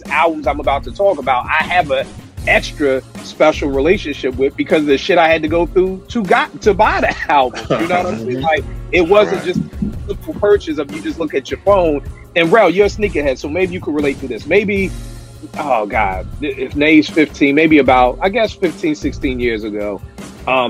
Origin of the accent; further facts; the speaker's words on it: Philadelphia, Pennsylvania, United States; my man who I grew up with in Philly